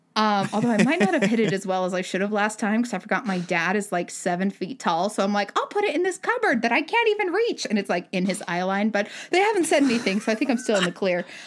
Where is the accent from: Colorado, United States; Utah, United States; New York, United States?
Utah, United States; Utah Valley, United States; I grew up in Utah Valley, Utah